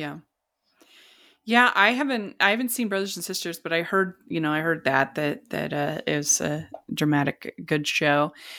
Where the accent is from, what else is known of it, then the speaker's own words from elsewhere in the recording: Utah, United States; I'm from Utah